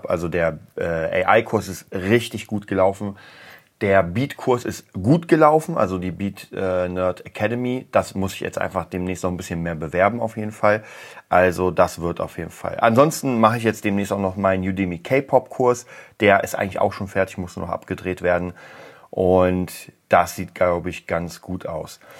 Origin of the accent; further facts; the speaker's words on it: Berlin, Germany; Lustigerweise war ich gestern genau in der Gegend, wo ich aufgewachsen bin. Und ich muss euch sagen, also am Hermannplatz